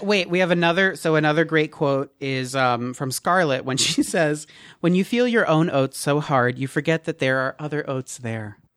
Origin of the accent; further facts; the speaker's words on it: New Jersey, United States; I grew up in New Jersey, so you know I was living at the mall